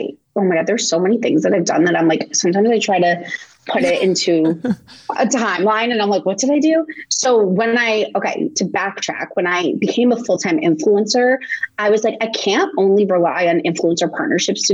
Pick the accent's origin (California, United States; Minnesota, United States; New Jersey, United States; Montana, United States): New Jersey, United States; Montville; moved away as an adult; also born or lived in Connecticut / New York; I grew up in New Jersey. I went to college in Connecticut